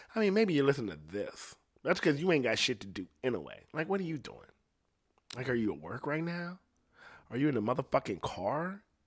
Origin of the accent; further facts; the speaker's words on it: Ohio, United States; I'm from Ohio.